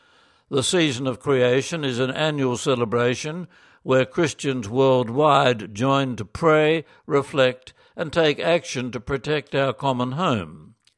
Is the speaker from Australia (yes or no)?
yes; Geelong, Victoria, Australia; During summer, our family would go camping at Ocean Grove, a beachside town 40 minutes from my hometown Geelong, 1 hour west of Melbourne.